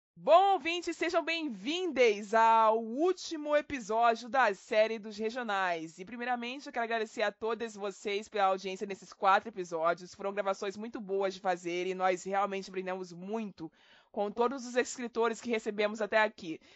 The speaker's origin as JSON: {"language": "Portuguese", "area": "Baixada Fluminense", "region": "Rio de Janeiro", "country": "Brazil", "said": "eu sou da periferia do Rio de Janeiro, mais precisamente da Baixada Fluminense"}